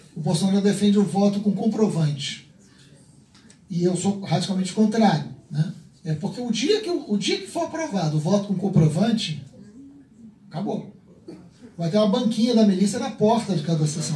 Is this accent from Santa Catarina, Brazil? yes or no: no; Rio de Janeiro, Brazil; eu peço a liberdade de responder como carioca